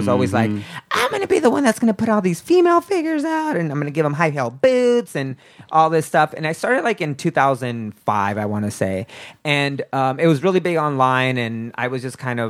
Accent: Stockton, California, United States; moved away as an adult; now in San Diego, United States; I'm from Stockton, California

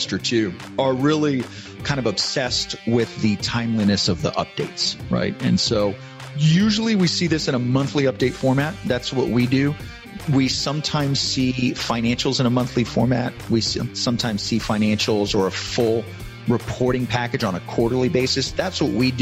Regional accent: San Antonio, Texas, United States; I was born and raised in San Antonio, Texas, graduated college here

